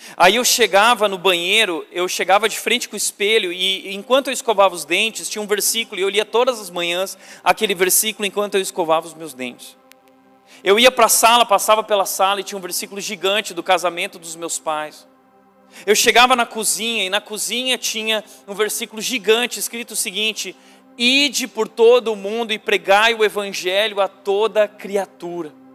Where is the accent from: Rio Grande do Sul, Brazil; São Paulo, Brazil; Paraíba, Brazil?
Rio Grande do Sul, Brazil; E não existia seminário no Rio Grande do Sul, eu sou gaúcho